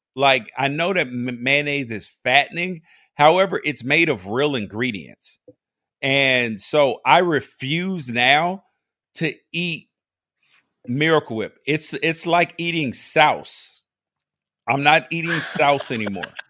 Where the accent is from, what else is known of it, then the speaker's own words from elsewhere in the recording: Memphis, Tennessee, United States; I grew up in Memphis